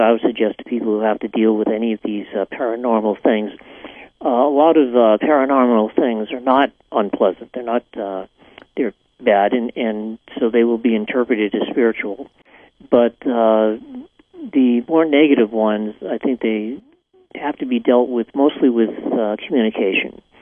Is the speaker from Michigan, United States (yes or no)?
no; Salem, Massachusetts, United States; moved away; where I was born in Salem, Massachusetts.